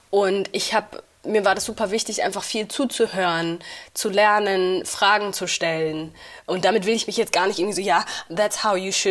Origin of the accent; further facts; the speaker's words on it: Uganda; also born or lived in Rwanda; now in Berlin, Germany; ich komme aus Ruanda und ich komme aus Uganda. So, ich bin